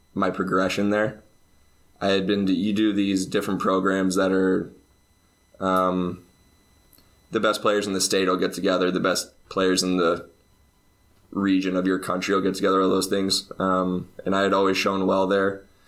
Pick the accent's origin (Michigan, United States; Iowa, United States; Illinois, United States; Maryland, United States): Illinois, United States; Champaign; moved away as an adult; now in Finland; I'm from Champaign, Illinois. That's about two hours south of Chicago. So there's eighty thousand people ish